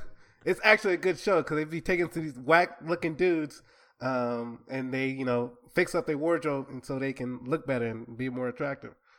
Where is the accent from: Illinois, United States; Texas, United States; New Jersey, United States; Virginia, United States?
Texas, United States; Mesquite; accent: Southern; I grew up in Mesquite, Texas, um, out in the country fields of the suburbs of Dallas